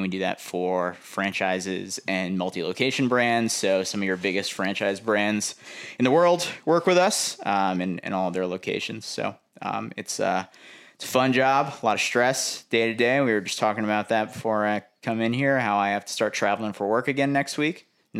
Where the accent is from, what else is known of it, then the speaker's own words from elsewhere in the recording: Port Washington, New York, United States; moved away as an adult; now in Jacksonville Beach, United States; Originally from Long Island, New York, Port Washington, New York, right outside New York City. Grew up there, moved down to Jacks in 2013, and have been down here ever since.